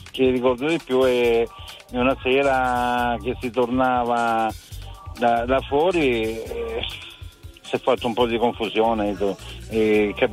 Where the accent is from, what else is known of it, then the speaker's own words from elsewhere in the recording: Lecce, Apulia, Italy; now in Prato, Italy; Io sono di, sono di Lecce ed ah. ero alla Spezia.